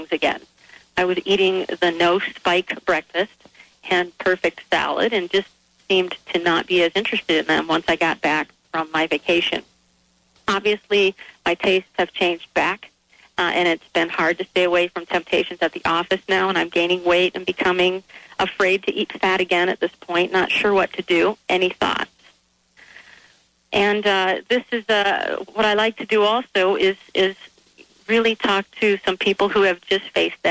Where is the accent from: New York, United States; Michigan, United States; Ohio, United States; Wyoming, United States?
Michigan, United States; the refined foods I grew up with in Michigan